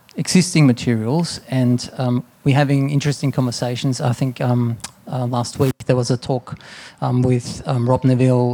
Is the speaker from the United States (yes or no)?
no; Austria; now in Australia; growing up in Austria around castles and buildings that were sort of built for centuries and to last and coming to Australia